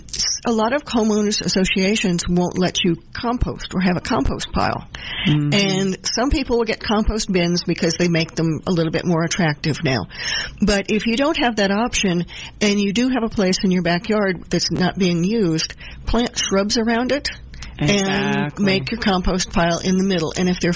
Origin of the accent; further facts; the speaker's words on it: Midwest, United States; also born or lived in New Jersey; now in Georgia, United States; I grew up in the Midwest with 20 or 30 feet of topsoil, and it was all sandy loam, and then moving to New Jersey